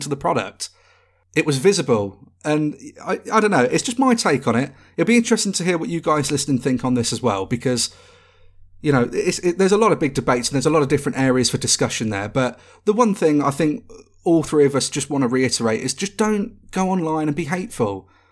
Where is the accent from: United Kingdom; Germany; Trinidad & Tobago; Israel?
United Kingdom; we are British